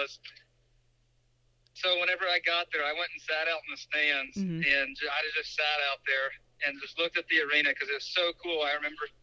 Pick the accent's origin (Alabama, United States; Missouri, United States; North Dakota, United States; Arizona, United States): North Dakota, United States; Fargo; All of our family is up there, and I was born in Fargo